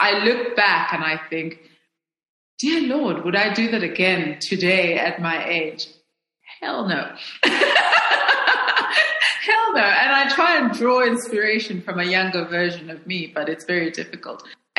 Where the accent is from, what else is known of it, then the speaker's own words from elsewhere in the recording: Lusaka, Lusaka Province, Zambia; moved away as an adult; now in Johannesburg, South Africa; I was born in Zambia. I spent my formative years in Zambia. My mother was from Zimbabwe. My father was from South Africa.